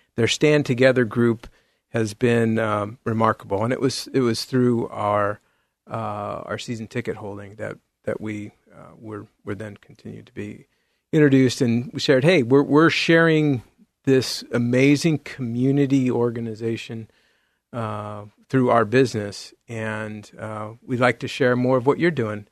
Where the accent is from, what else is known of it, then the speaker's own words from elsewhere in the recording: San Jose, California, United States; now in Beaverton, United States; I grew up in the Bay Area, in, in San Jose, California